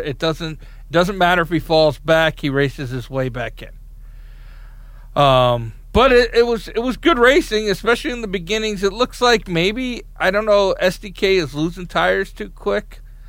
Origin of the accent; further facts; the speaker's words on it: Long Island, New York, United States; I'm from Long Island, not Fantasy Island, Mark.